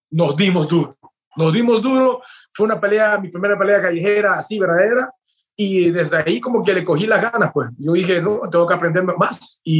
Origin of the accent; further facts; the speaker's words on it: Peru; also born or lived in Chino, California; now in United States; yo me mudé de Perú y llegué a los Estados Unidos, fue en California, en donde viví por tres años, casi cumplí cuatro años ahí.